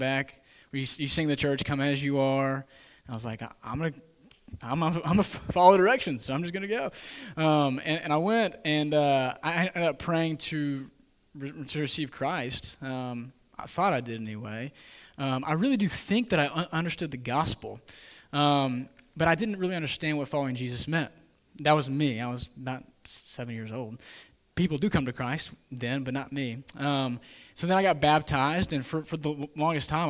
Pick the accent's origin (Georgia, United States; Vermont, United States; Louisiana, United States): Georgia, United States; Atlanta; also born or lived in Lugoff, South Carolina; I'm from Lugoff, South Carolina. It's a tiny town. Lived there until I was five. So, again, not a ton of memories there. But moved to Atlanta with my family.